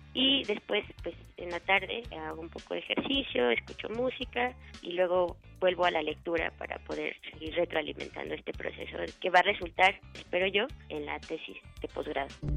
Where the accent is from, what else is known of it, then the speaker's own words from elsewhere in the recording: Transfiguración, State of Mexico, Mexico; Nací en el Distrito Federal el 19 de junio del 91, pero después me fui a vivir desde que tenía un año al Estado de México, a un pueblito que está en el norte que se llama Transfiguración.